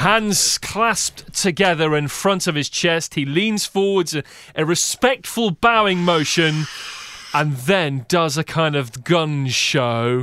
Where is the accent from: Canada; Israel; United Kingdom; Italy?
United Kingdom; now in United States; As a Brit as I am, in the U S